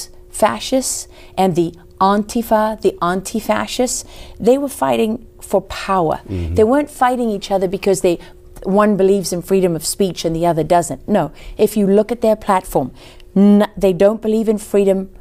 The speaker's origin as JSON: {"language": "English", "country": "South Africa", "moved": "yes", "lives_now": "United States", "said": "I came from South Africa."}